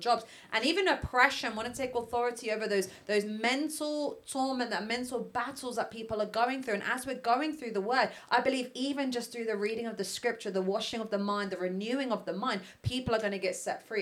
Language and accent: English; London, United Kingdom; I was raised in Ealing